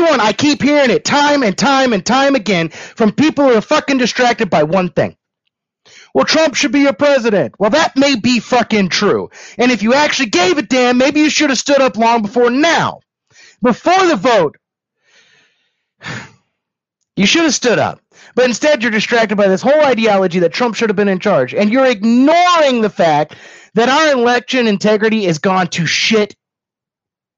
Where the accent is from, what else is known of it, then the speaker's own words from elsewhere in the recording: Kentucky, United States; I'm from Kentucky